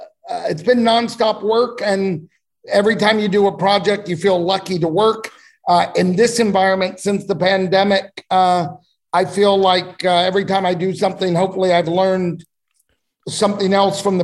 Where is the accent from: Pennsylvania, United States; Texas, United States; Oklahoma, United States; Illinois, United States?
Texas, United States; Houston; moved away as an adult; also born or lived in Midland, Texas / Lubbock, Texas / Wilmington; I grew up in Texas, originally from Midland, Texas, and then we moved to Houston, where I was there for high school.